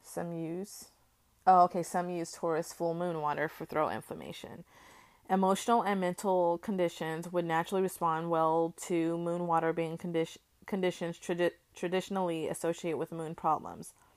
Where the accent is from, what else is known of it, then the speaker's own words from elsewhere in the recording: United States; as an American